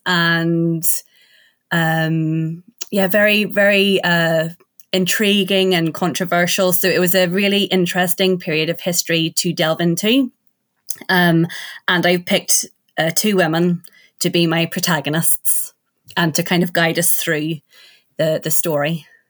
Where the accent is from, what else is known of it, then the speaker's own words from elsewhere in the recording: Ireland; I'm from Ireland